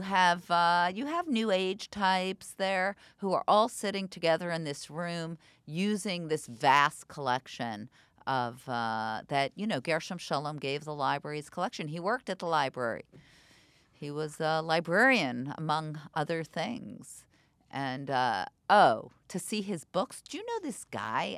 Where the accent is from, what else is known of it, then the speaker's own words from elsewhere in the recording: New York, United States; moved away as an adult; now in Israel; I'm from New York originally. I grew up on the Upper West Side